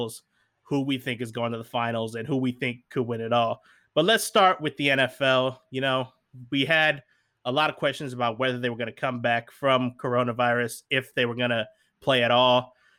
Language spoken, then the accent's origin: English; Seattle, Washington, United States; I am from Seattle